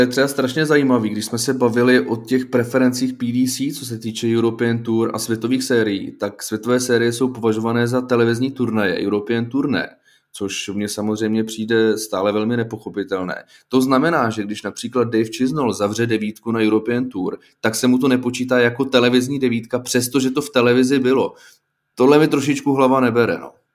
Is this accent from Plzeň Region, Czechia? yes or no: yes; Plzeň, Plzeň Region, Czechia; já jsem chodil eh, v Plzni na základní školu, tak já jsem z Plzně